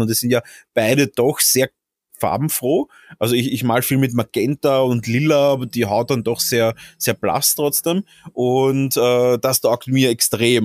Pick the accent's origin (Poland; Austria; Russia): Austria; als Österreicher